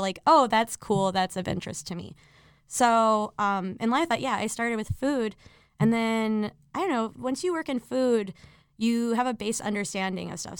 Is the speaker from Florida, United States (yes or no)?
yes; Miami, Florida, United States; also born or lived in Chicago; now in New York, United States; I was born in Miami, Florida, and I was raised by, like, retired, like, New York Jewish people